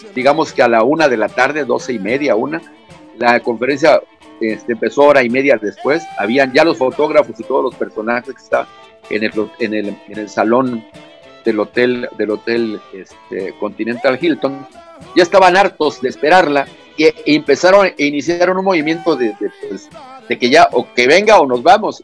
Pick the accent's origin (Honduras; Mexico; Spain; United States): Mexico; Tapachula, Chiapas; moved away; Soy de Tapachula, ahí nací.